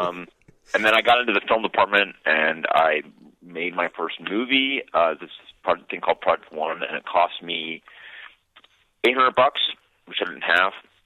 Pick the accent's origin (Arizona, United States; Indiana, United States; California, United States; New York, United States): California, United States; San Francisco; I grew up mostly in San Francisco